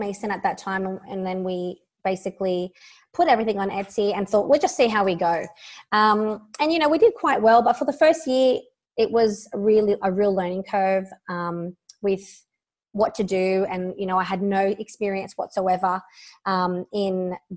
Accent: Sydney, New South Wales, Australia; I'm from Sydney, Australia

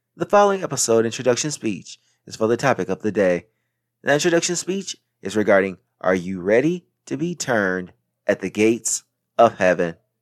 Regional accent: Racine, Wisconsin, United States; moved away as an adult; also born or lived in South Carolina / New York City; I was born on September twentieth, nineteen eighty-seven, in Wisconsin. And once I was school age, I went to Jefferson Lighthouse Elementary School in Racine, Wisconsin

